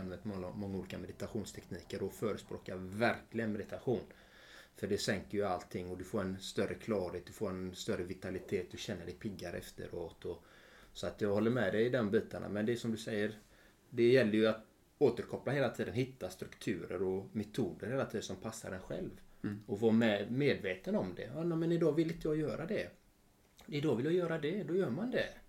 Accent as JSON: {"language": "Swedish", "country": "Sweden"}